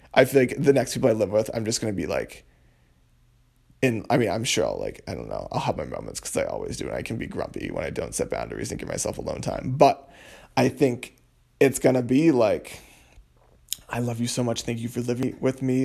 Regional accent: Massachusetts, United States; moved away as an adult; now in Providence, United States; my parents' houses back in my hometown in Massachusetts

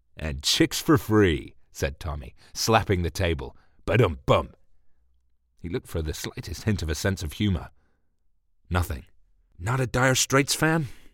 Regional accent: England, United Kingdom; I'm English

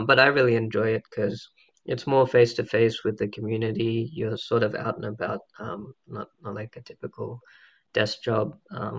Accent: Australia; moved away as an adult; also born or lived in Los Angeles, United States / India; I'm a second generation South Asian, born and raised in Australia, as you can probably tell by my accent

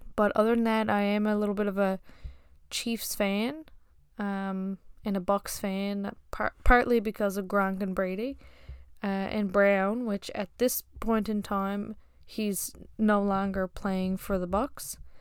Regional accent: Newfoundland and Labrador, Canada; I'm from Newfoundland, Canada

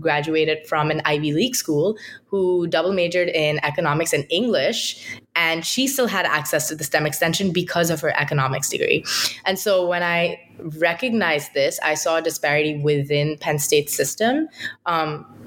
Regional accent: India; moved away as an adult; now in United States; I'm from India

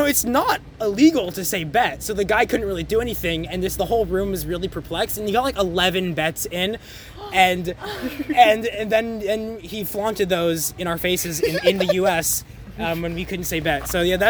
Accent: Boston, Massachusetts, United States; So I'm from Boston, and so you can't drink legally at age 18, and so we graduated high school after senior year at age 18, and we went to Montreal to party

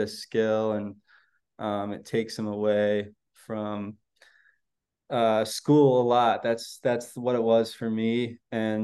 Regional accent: Chicago, Illinois, United States; my hometown team

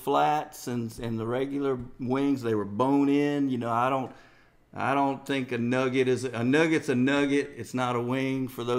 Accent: Tuscaloosa, Alabama, United States; also born or lived in Charlotte area, North Carolina; now in Charlotte, United States; we grew up on Buffalo style wings mm-hmm. in Tuscaloosa.

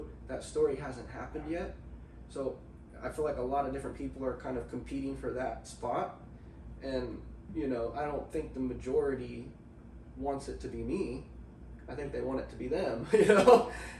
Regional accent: Grants Pass, Oregon, United States; now in Portland, United States; being in front of my hometown, Grants Pass

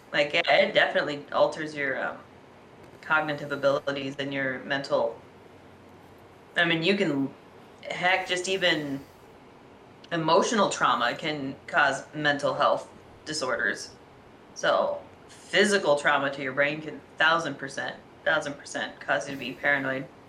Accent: Alaska, United States; I grew up in Alaska.

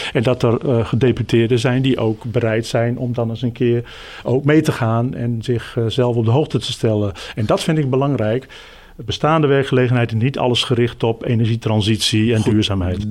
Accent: Groningen, Netherlands; ik ben geboren en getogen in Groningen

